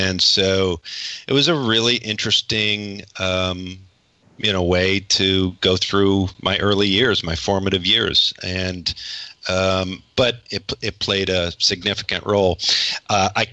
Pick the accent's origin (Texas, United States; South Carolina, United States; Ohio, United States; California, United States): Ohio, United States; Northeast; I was born in Northeast Ohio, relatively large family, six kids